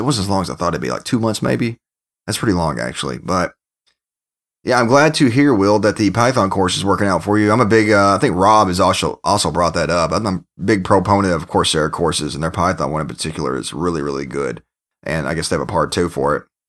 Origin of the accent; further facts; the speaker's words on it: Kentucky, United States; moved away; my home state of Kentucky